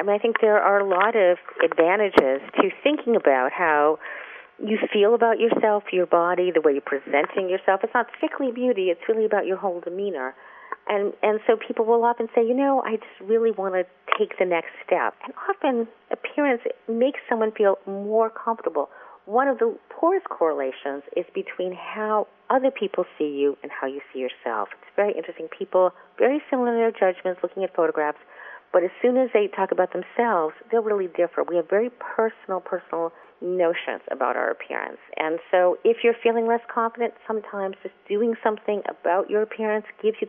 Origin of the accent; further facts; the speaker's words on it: New York, United States; I'm a person who wears black. I'm an urbanite. I'm a New Yorker.